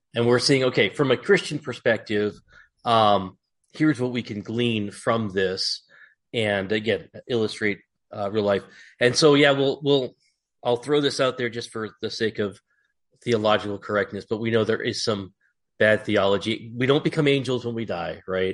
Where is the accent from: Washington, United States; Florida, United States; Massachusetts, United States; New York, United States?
Massachusetts, United States; moved away; I grew up in Massachusetts